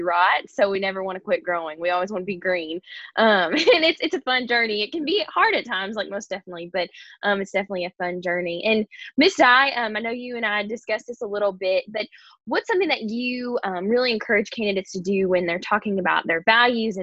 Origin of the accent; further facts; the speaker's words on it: Kentucky, United States; I'm from Kentucky